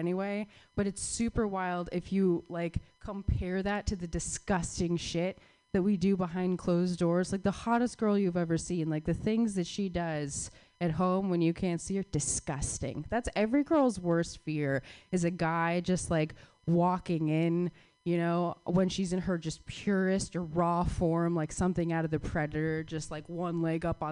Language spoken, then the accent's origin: English; Arizona, United States; moved away; I'm from Arizona